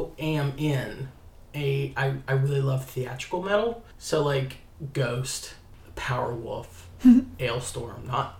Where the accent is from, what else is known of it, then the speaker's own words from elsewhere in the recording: West Virginia, United States; I grew up in West by God.